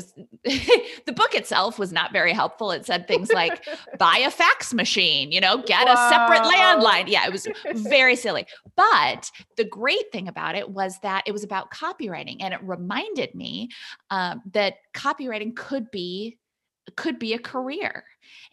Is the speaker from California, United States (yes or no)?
no; Wisconsin, United States; now in Massachusetts, United States; So I grew up in Wisconsin. I'm in Massachusetts now, but my family's still back in Wisconsin.